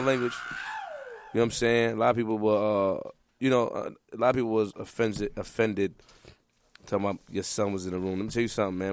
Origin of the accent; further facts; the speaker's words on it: New York City, New York, United States; I'm from Queens, and I'm from the Webb and Nittany era